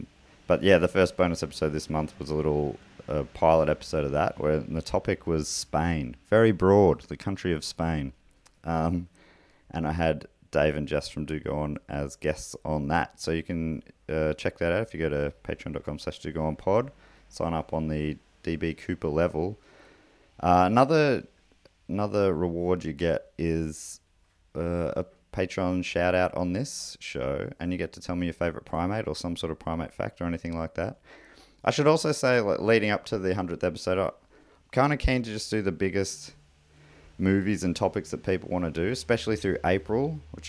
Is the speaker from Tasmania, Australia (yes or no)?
yes; Launceston, Tasmania, Australia; I grew up in Launceston, so got to see these monkeys fairly often.